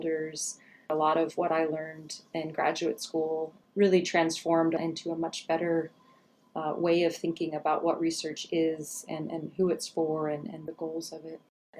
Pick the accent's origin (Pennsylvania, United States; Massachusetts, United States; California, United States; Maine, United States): Pennsylvania, United States; Pittsburgh; moved away as an adult; also born or lived in Seattle / Kodiak; now in Fairbanks, United States; growing up in Pittsburgh, like a working class family